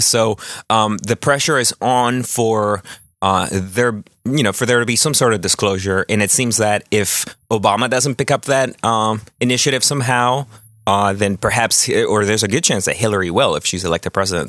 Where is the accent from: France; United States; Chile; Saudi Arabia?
Chile; moved away; my home country of Chile